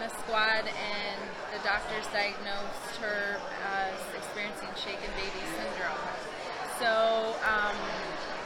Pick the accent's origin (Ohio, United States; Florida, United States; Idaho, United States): Ohio, United States; I'm originally from Ohio